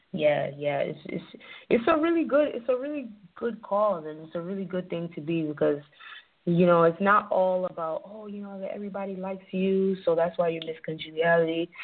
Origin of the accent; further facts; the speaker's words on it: New York City, New York, United States; also born or lived in Nigeria; growing up in the Bronx